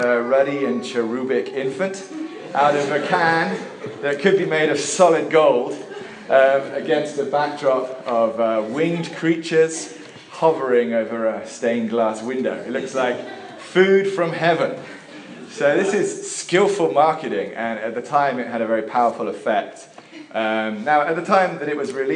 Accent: England, United Kingdom; while I was growing up in England

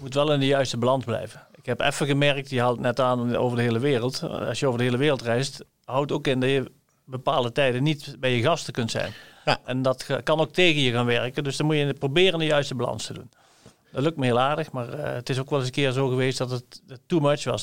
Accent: Limburg, Netherlands; als een Limburger

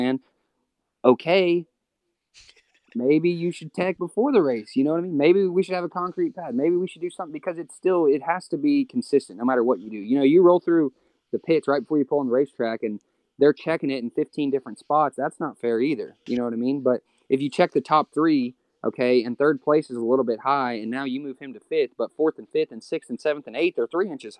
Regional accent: Texas, United States; from Texas

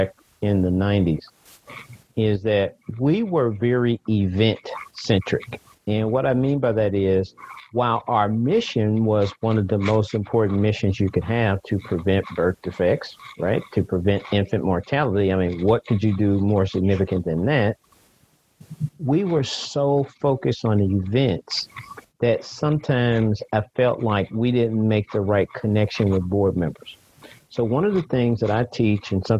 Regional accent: St. Louis, Missouri, United States; moved away as an adult; also born or lived in Kansas City; now in Nashville, United States; I grew up in St. Louis, moved to Kansas City for college, worked there, and then I've lived in Nashville for 30 years

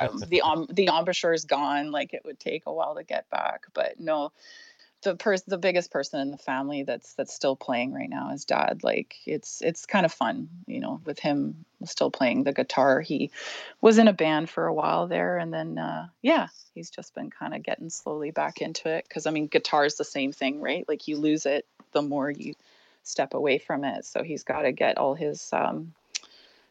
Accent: North Vancouver, British Columbia, Canada; I grew up in North Vancouver

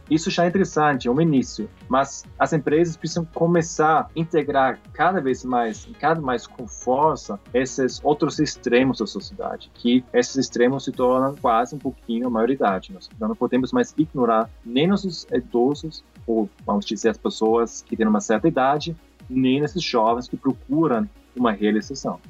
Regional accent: Austria; Portuguese is a second language; moved away as an adult; now in Brazil; eu sou estrangeiro, eu sou austríaco, ah, mas estou aqui já 10 anos

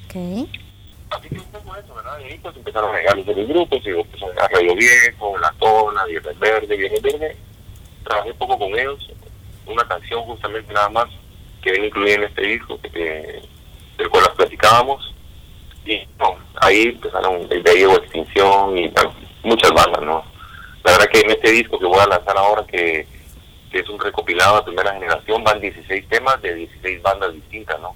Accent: Guatemala City, Guatemala Department, Guatemala; moved away; yo soy guatemalteco, nací en la ciudad

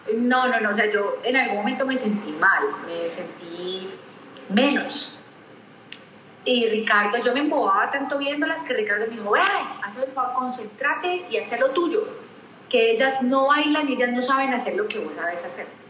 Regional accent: Cali, Valle del Cauca, Colombia; caleña, caleñísima, amo mi ciudad

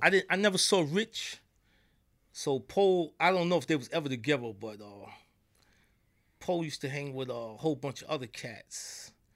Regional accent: New York, United States; accent: New York; they hear from my accent. I'm from New York

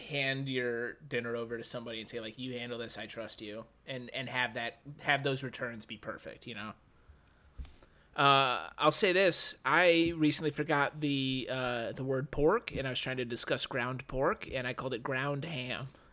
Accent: United States; as an American

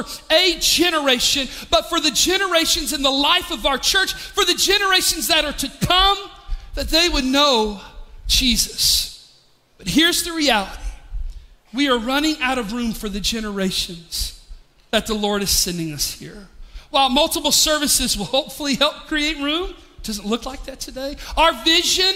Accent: Pigeon Forge area, Tennessee, United States; moved away as an adult; also born or lived in Charlotte; back into our hometown

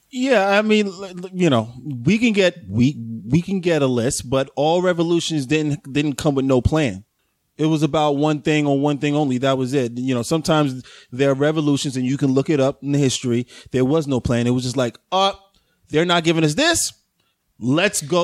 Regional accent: New York City, New York, United States; from the Bronx

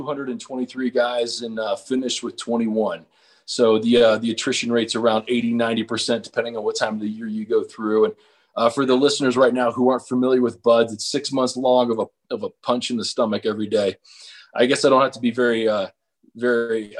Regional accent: Cincinnati, Ohio, United States; I was born and raised in Cincinnati

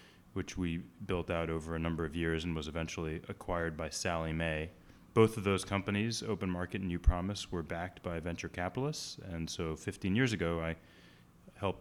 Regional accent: Boston, Massachusetts, United States; I grew up in the Boston area, which is why I'm an avid Boston sports fan

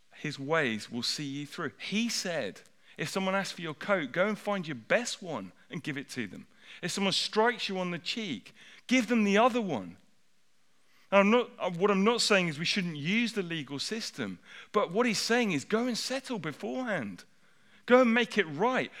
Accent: United Kingdom

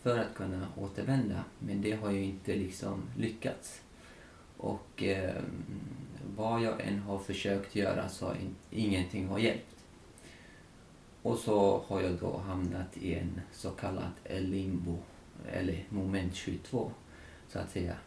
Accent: Tajikistan; now in Sweden; Tadzjikistan där jag kommer ifrån

